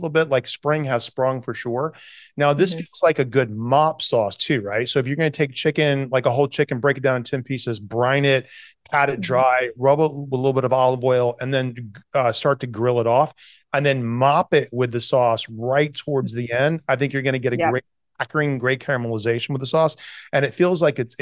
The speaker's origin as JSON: {"language": "English", "region": "the South", "country": "United States", "tie": "born or raised there", "moved": "yes", "said": "I grew up in the South"}